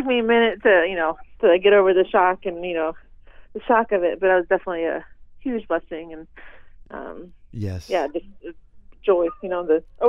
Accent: Ohio, United States; moved away as an adult; also born or lived in North Carolina; I'm from Ohio originally. I was living in North Carolina at the time, teaching.

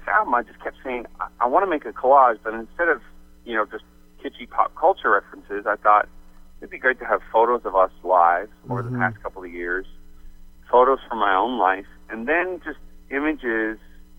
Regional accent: St. John's, Newfoundland and Labrador, Canada; moved away as an adult; also born or lived in Phoenix, United States; moving from Phoenix, you know, where I grew up in St. John's and moved to Arizona when I was 20.

